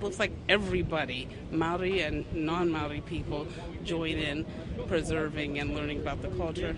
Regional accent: Baltimore, Maryland, United States; I'm from Baltimore, Maryland in the U.S., about 40 miles from Washington, D.C., the capital.

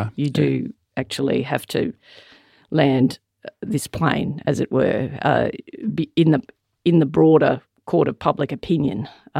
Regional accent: Ireland; now in Australia; Sorry, I'm Irish.

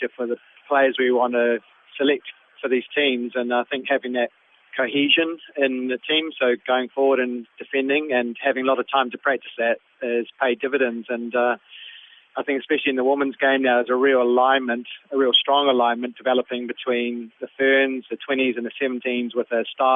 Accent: New Zealand; my nationality, being a New Zealander

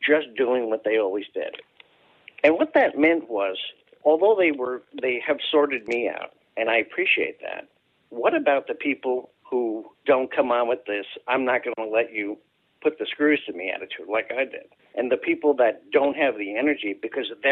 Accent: outside of New York City, United States; I grew up in New York, outside of New York City

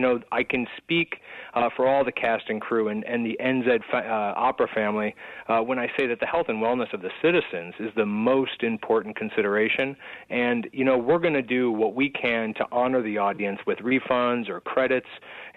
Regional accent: United States; I'm from America.

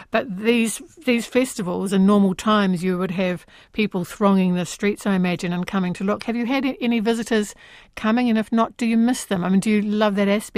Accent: Dunedin, Otago, New Zealand; moved away; my hometown of Dunedin

